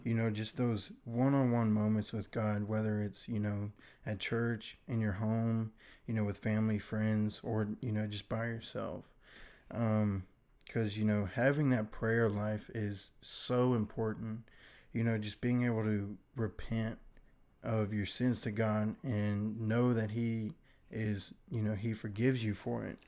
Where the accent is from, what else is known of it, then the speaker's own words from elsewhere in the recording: Virginia, United States; now in Mississippi, United States; I was originally from Virginia.